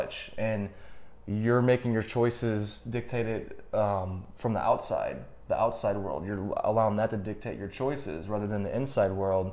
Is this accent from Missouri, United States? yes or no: yes; St. Louis, Missouri, United States; moved away; I'm from St. Louis, so when we go back, especially when I go back to St. Louis